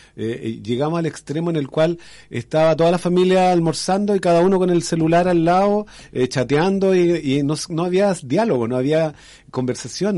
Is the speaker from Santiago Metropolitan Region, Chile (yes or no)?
yes; Renca, Santiago Metropolitan Region, Chile; moved away as an adult; also born or lived in Independencia / Maule; now in Curicó, Chile; yo nací en Independencia, pero me crié en, en, Renca, que queda al lado